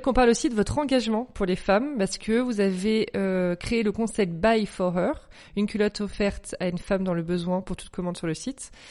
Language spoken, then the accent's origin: French; Cannes, Provence-Alpes-Côte d'Azur, France; now in Paris, France; Moi, je viens de Cannes